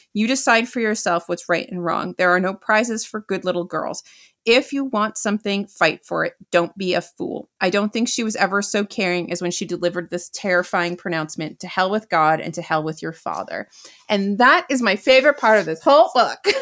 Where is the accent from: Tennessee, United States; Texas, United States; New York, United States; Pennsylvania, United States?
New York, United States; as a New Yorker who is of the age of a lot of these people